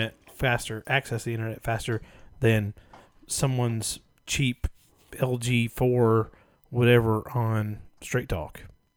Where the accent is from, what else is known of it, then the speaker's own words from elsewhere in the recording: Austin, Texas, United States; I'm from Austin, Texas.